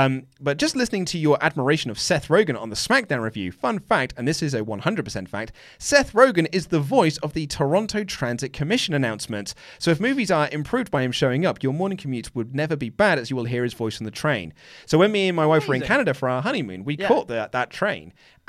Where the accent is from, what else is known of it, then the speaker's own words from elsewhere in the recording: Oslo, Norway; I was born and raised in Oslo in Norway, but I'm half Swedish, so … is actually a Swedish name, but they use the umlaut instead of the cross.